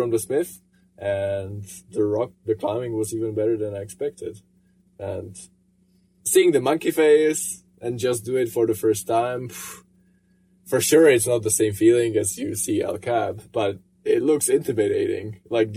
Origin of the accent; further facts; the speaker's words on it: Brno, South Moravian Region, Czechia; in my hometown in Brno